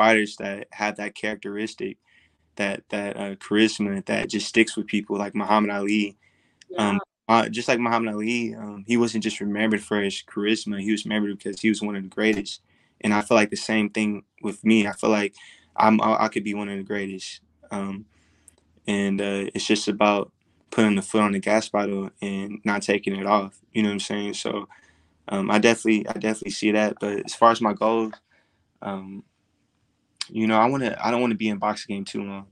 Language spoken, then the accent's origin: English; Texas, United States; now in Las Vegas, United States; I'm from Texas. I was born and raised in Texas